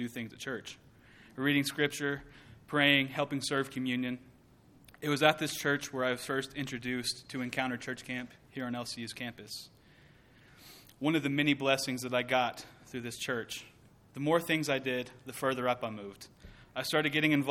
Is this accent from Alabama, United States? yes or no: no; Merkel, Texas, United States; also born or lived in Abilene, Texas; I was born in Abilene, Texas, and raised in the small town of Merkel